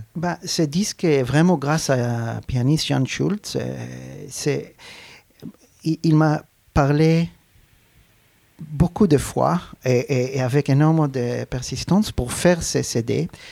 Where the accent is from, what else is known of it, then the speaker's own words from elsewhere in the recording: Arad, Southern District, Israel; French is a second language; Je suis né à Arad, donc c'était à cette époque un, petit village